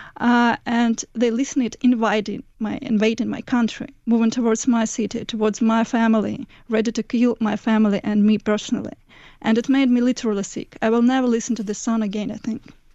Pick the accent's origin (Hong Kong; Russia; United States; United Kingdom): Russia; Moscow; moved away as an adult; now in Ukraine; I was born and raised in Moscow and moved to Ukraine about four years ago